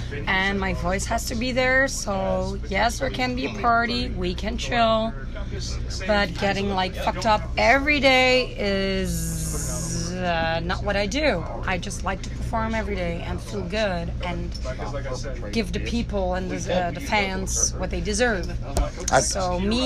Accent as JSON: {"language": "English", "country": "Belgium", "also_born_or_lived": "Netherlands", "said": "I'm from Belgium, as well as Maurice"}